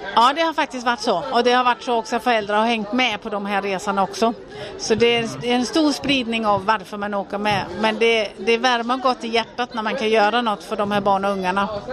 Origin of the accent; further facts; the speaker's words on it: Denmark; now in Sweden; Jag är född och uppvuxen i Danmark